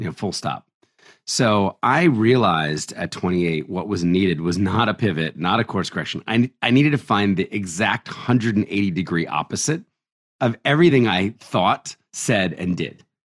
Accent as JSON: {"language": "English", "region": "New Jersey", "country": "United States", "tie": "born or raised there", "also_born_or_lived": "Philadelphia, Pennsylvania", "said": "I was born in Philadelphia and raised in New Jersey."}